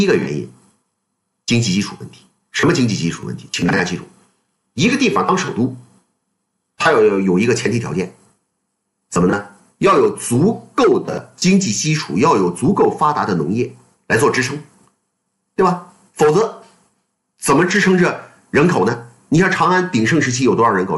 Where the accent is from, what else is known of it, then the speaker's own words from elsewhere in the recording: China; 我们中国人